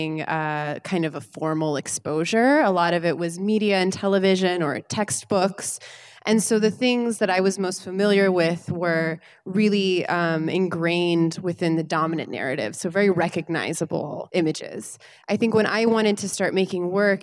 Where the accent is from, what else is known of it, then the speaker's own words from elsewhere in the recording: North Carolina, United States; I was born and raised in North Carolina.